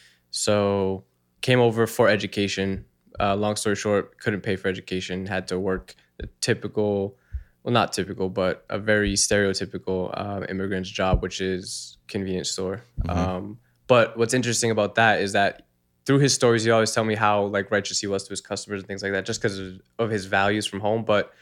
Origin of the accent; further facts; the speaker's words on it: Massachusetts, United States; I grew up in Massachusetts.